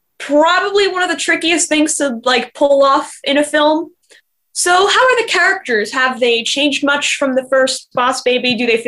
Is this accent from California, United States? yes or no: yes; Los Angeles, California, United States; from Los Angeles, California, and you're listening to Kids First Coming Attractions.